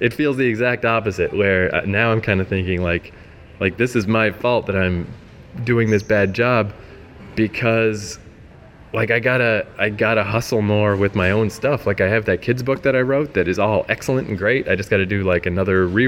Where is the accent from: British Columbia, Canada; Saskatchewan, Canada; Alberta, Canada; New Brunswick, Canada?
New Brunswick, Canada; moved away; also born or lived in Ontario / Vancouver